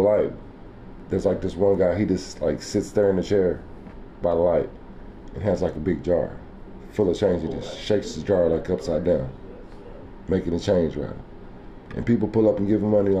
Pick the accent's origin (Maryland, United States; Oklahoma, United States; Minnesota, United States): Oklahoma, United States; I'm from Oklahoma.